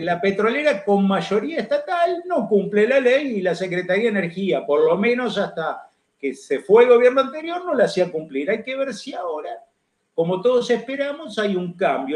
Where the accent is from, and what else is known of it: Argentina